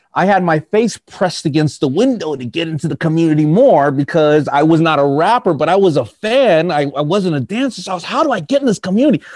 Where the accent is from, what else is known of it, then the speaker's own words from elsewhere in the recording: United States; I'm an American